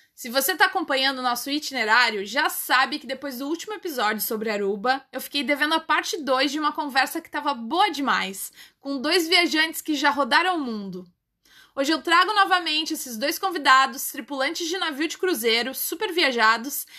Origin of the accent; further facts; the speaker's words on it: Porto Alegre, Rio Grande do Sul, Brazil; sou de Porto Alegre, aqui no sul do Brasil